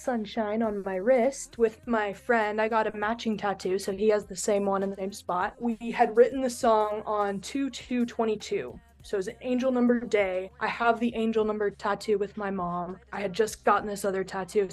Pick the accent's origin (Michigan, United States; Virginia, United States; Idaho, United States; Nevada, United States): Nevada, United States; Reno; I'm from Reno